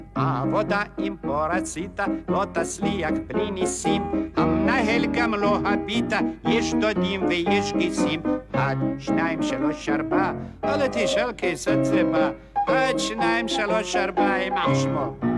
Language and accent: Hebrew; Russia; accent: Russian; moved away as an adult; also born or lived in Odessa; now in Israel; אני יקי מרוסיה